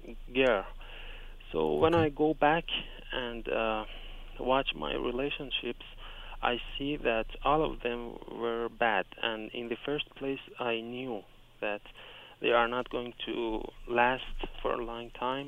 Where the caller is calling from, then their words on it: Iran; I'm calling from Iran.